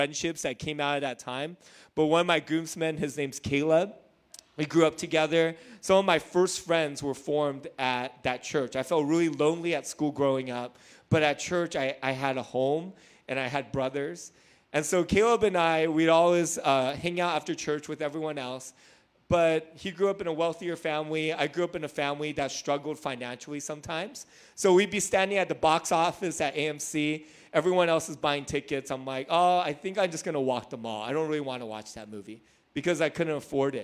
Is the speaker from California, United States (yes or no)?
yes; Hacienda Heights, California, United States; I grew up in Hacienda Heights